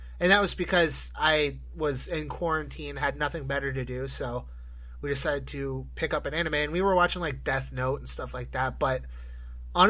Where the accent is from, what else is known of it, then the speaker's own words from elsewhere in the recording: Canada; growing up in Canada, we had YTV